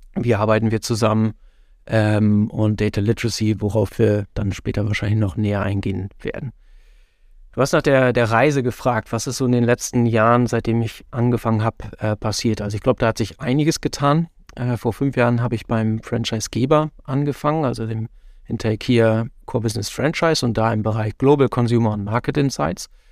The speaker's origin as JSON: {"language": "German", "region": "northwest Germany", "country": "Germany", "tie": "born or raised there", "moved": "as an adult", "lives_now": "Netherlands", "said": "als jemand, der aus gebürtig aus Nordwestdeutschland kommt, da immer noch tief verwurzelt ist"}